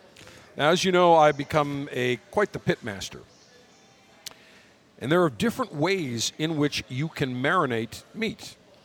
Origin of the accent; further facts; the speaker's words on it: Buffalo, New York, United States; Because I'm from Buffalo.